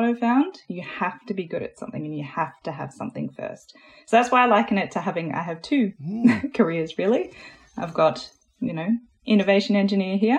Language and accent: English; Australia; accent: Australian; I am Australian. You might be able to hear that in my voice. So I grew up in a little rural town, middle of nowhere